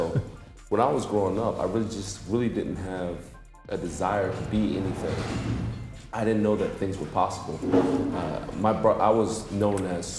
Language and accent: English; Passaic, New Jersey, United States; moved away as an adult; also born or lived in North Dakota; I'm a kid from New Jersey, I'm a kid from Passaic, New Jersey, and I'm in Dubai for the second time